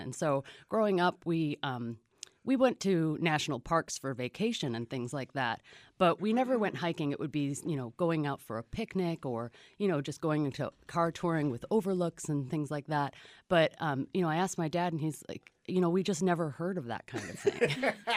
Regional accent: Chicago suburbs, Illinois, United States; now in Marana, United States; I come from the Chicago suburbs and really could not have lived a more suburban existence growing up

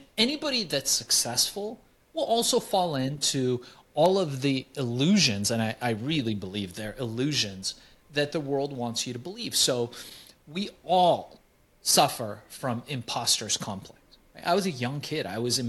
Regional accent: Iran; moved away; Things were very different where I came from. We came from Iran. It was more built around the family structure.

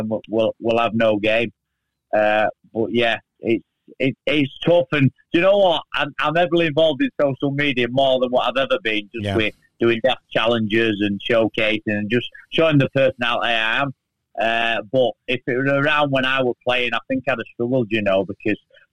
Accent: Castleford, Yorkshire and the Humber, United Kingdom; I always want my hometown club. I'm a Cass fan. I grew up watching Cass

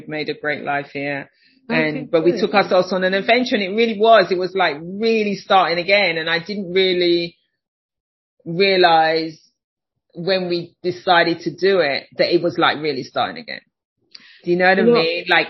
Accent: United Kingdom; moved away as an adult; now in Chicago, United States; I live in Chicago. You can hear I'm not from Chicago.

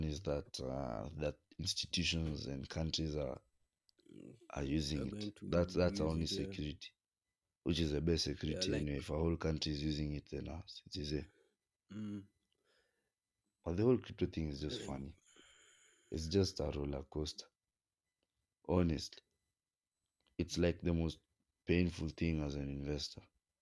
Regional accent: Kenya; as a Kenyan

